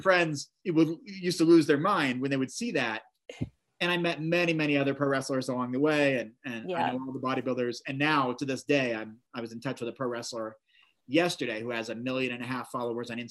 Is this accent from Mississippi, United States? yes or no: no; Oregon, United States; moved away; also born or lived in Salt Lake City, Utah; the Portland Trailblazers, my home state